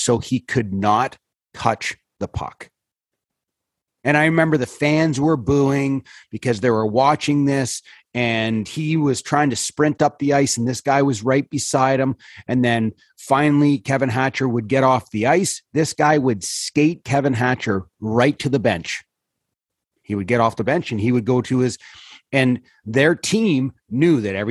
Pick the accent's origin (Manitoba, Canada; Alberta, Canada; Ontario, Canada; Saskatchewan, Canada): Ontario, Canada; North Bay; I was in North Bay, my hometown